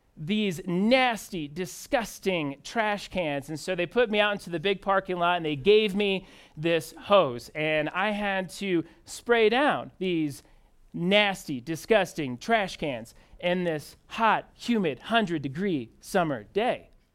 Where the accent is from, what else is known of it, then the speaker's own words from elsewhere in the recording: Indianapolis, Indiana, United States; moved away as an adult; now in Denver, United States; I'm originally from Indianapolis, Indiana.